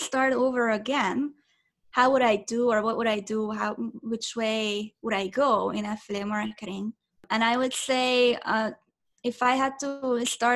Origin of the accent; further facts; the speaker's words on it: Budapest, Hungary; English is a second language; now in Orange County, United States; I'm originally from Budapest, Hungary. I was born and raised in Hungary.